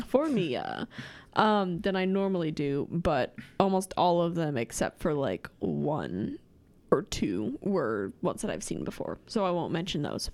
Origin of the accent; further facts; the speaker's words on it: outside of Lincoln, Nebraska, United States; I grew up outside of Lincoln and I spent a lot of my childhood playing outside